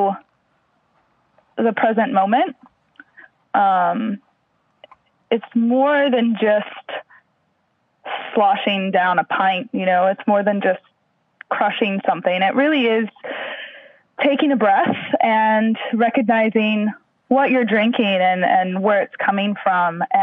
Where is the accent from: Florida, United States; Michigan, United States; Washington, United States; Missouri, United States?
Missouri, United States; moved away as an adult; also born or lived in Houston / Louisiana; now in Cairns, Australia; I grew up in Missouri